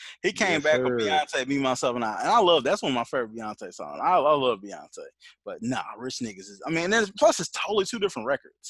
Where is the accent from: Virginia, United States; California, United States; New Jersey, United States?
New Jersey, United States; I'm from Jersey.